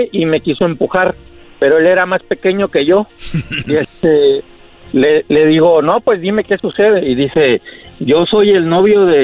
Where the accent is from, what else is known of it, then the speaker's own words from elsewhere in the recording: Guerrero, Mexico; Del estado de Guerrero.